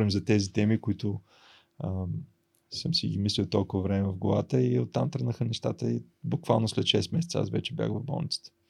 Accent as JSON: {"language": "Bulgarian", "town": "Varna", "region": "Varna Province", "country": "Bulgaria", "tie": "born or raised there", "said": "сънувах момента, в който аз се прибирам във Варна с мотор. Идвам от Бургас от магистрата и се качвам на Спруховия мост и просто така целият град се открива пред мене и аз така се прибирам с моя мотор в, в родния дом."}